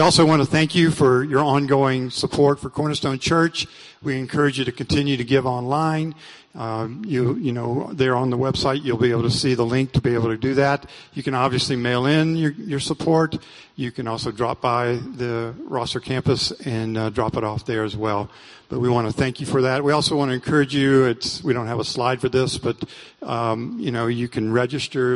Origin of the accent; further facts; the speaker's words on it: Deep South, United States; now in Prescott, United States; I'm from the Deep South and that's what we call it